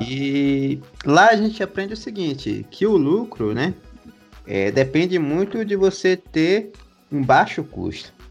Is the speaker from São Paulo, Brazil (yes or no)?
no; Maracás, Bahia, Brazil; na cidade de Maracás, onde eu nasci